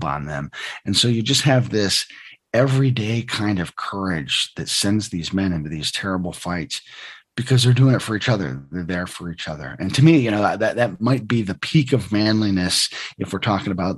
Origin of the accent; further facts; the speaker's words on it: the North, United States; you and I are both Northerners